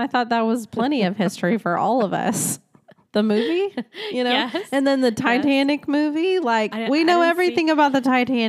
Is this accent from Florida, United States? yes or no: yes; Florida, United States; We are both Floridians, by the way. We grew up in Florida most of our lives.